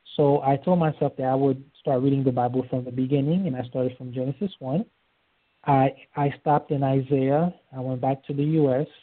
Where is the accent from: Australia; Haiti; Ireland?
Haiti; also born or lived in Florida; now in Georgia, United States; I was born in Haiti uh, to a, a Catholic family. We moved here in uh, December of 1988